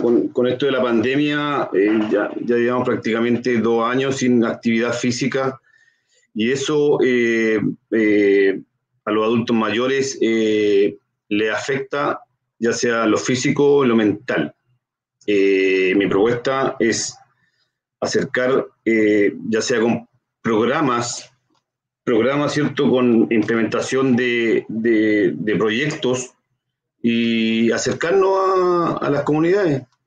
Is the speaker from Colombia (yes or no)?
no; Concepción, Biobío, Chile; yo soy nacido y criado acá en Concepción